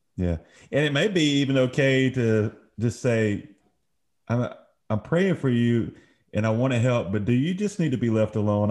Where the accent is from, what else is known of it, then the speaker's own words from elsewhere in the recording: Brookhaven, Mississippi, United States; where we grew up in the Brookhaven area